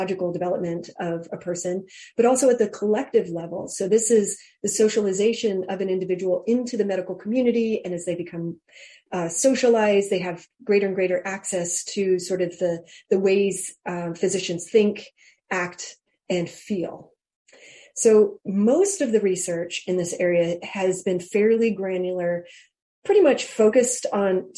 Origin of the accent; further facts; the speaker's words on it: Hawaii, United States; moved away as an adult; also born or lived in Georgia; I was raised in Hawaii on an outer island out in the middle of the Pacific